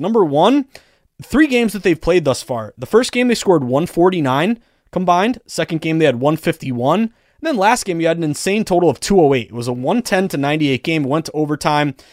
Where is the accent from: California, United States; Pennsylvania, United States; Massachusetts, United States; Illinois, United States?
Massachusetts, United States; Western; I'm reliving my uh, my youth there. Uh, 2005 Mount Greylock Mounties. Uh, we came in. we actually were the runner up in the Western Mass semifinal.